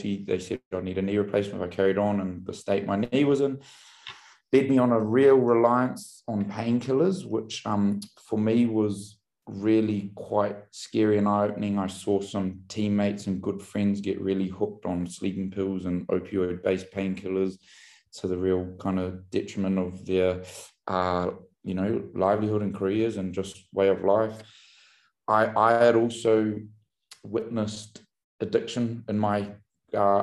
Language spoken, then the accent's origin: English; Auckland, New Zealand; also born or lived in Kaitaia, New Zealand; now in London, United Kingdom; I grew up in New Zealand. I was born in the far north of New Zealand, a little tiny town called Kaitaia, and then I grew up in Auckland, which was the biggest city